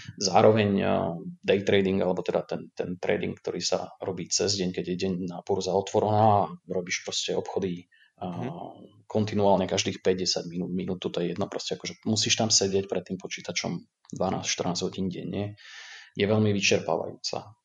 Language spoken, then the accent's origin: Slovak; Prievidza, Trenčín Region, Slovakia; moved away as an adult; also born or lived in Dublin, Ireland; pochádzam z Prievidze. Na Slovensku som nepobodol dlho, pretože v 18. som sa rozhodol